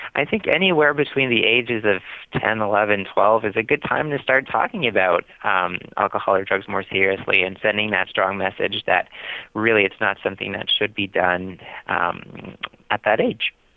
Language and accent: English; Canada; moved away as an adult; now in Boston, United States; I was born and I grew up in Canada. I moved to Boston uh, just under two years ago